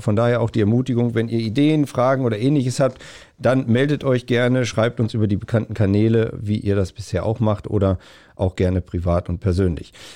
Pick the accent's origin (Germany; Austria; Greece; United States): Germany; north-central Germany; Ich komme so auch aus Nordmitteldeutschland